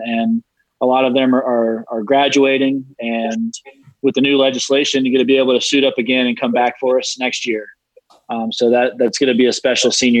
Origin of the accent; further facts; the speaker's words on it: Charlotte, North Carolina, United States; growing up in Charlotte, North Carolina